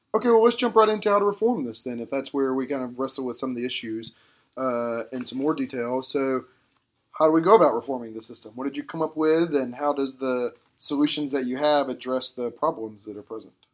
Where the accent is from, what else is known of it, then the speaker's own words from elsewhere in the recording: Georgia, United States; where I grew up in Georgia, the classic example of this was we had the Hope Scholarship